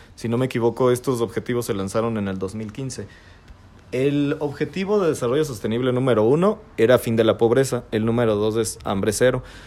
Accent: Celaya, Guanajuato, Mexico; como mexicanos, como guanajuatenses y como celayenses

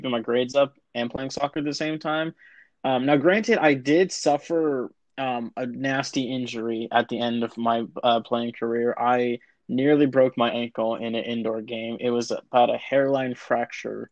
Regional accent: United States; accent: American; you probably can tell by our accents, we are American.

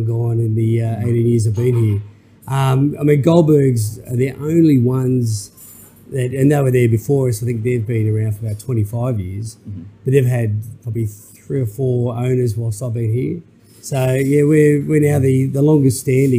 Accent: Newcastle, New South Wales, Australia; also born or lived in Sydney; I'm originally from Newcastle, so I was coming up and seeing mum and dad up here

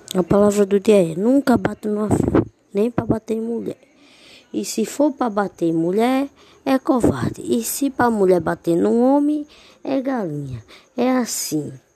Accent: Northeast Brazil, Brazil; Só nordestino sou. Só nordestino de Porto Iguaçu.

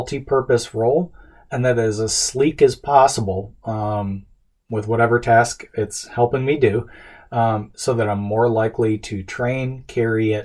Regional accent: United States; as an American, as a dad, as a husband.

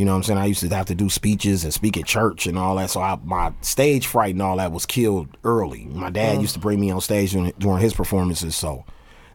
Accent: Milwaukee, Wisconsin, United States; also born or lived in Oakland, California; I'm from Cali and then I grew up in Milwaukee where we listen to everything in Milwaukee

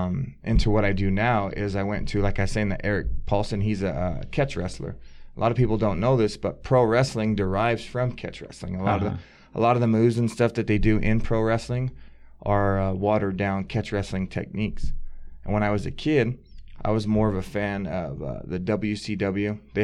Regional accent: Buckeye, Arizona, United States; I grew up in Buckeye, Arizona.

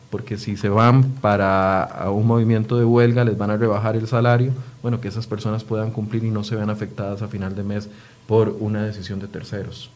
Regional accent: Costa Rica; todos somos costarricenses

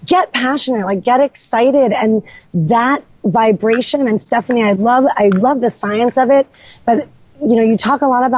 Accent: New York, United States; moved away as an adult; now in Killington, Vermont, United States; I'm not from here. I'm from New York

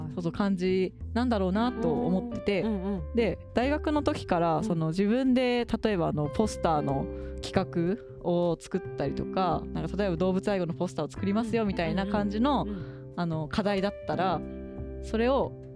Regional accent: Fukuoka, Japan; 地元福岡だから空気がいいなと思って、

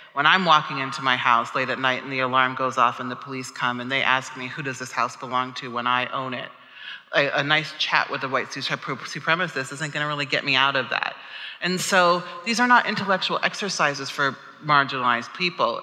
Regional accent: Omaha, Nebraska, United States; I'm from Omaha, Nebraska, which is a very rural place in the middle of the United States, and we were the only black family in the neighborhood growing up

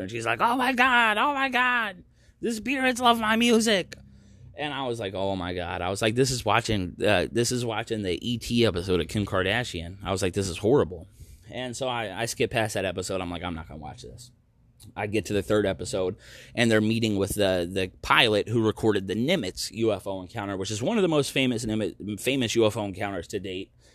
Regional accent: United States; moved away as an adult; also born or lived in Maryland / North Carolina; now in Oregon, United States; I'm from the East Coast. I'm, you know, Maryland, North Carolina is where I spent most of my life

